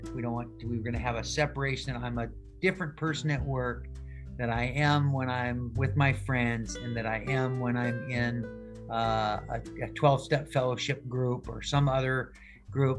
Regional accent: Seattle, Washington, United States; I grew up here in Seattle

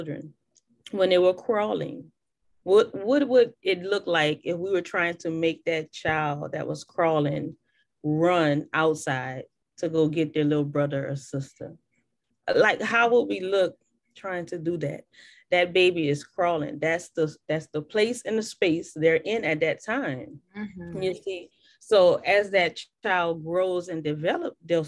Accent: New Orleans, Louisiana, United States; now in Houston, United States; I'm from New Orleans, and I grew up on bounce music

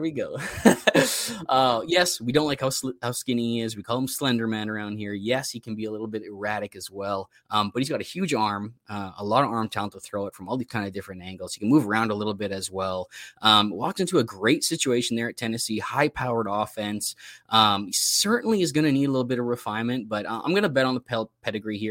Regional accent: Canada; It's part of being Canadian.

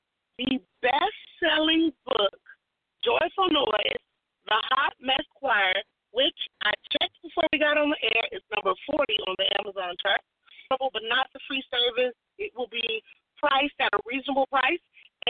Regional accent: New York, United States; born there; I was born in New York.

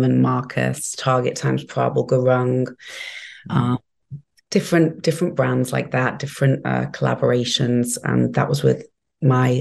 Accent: England, United Kingdom; also born or lived in New York; now in Miami, United States; where I grew up in England

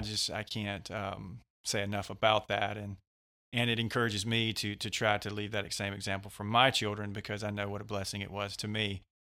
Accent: West Georgia, United States; also born or lived in Mississippi; I've lived in Georgia most of my life here, right around the West Georgia area.

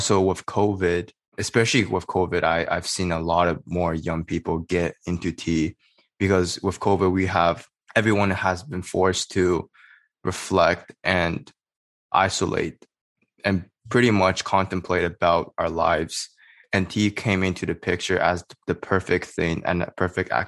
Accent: Canada; Growing up in Canada as a Chinese Canadian

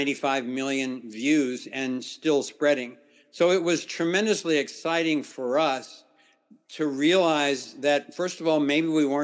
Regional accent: Ohio, United States; I grew up in the Midwest in Ohio

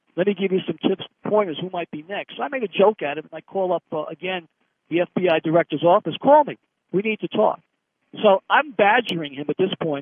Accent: United States; I'm American

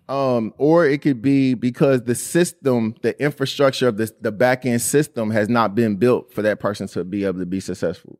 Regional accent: Indianapolis, Indiana, United States; growing up in Indianapolis

